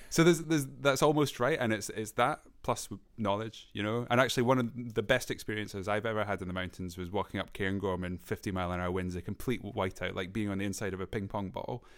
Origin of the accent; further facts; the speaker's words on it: Scotland, United Kingdom; I'm from Scotland